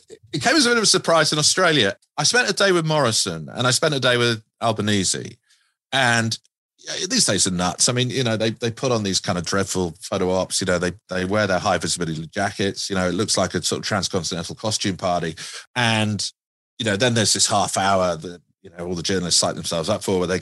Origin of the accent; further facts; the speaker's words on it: United Kingdom; moved away; I'm a Brit.